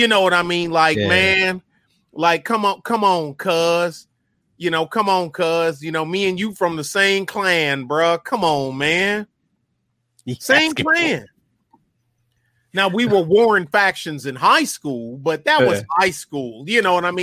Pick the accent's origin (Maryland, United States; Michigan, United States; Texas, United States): Michigan, United States; Detroit; I was from Detroit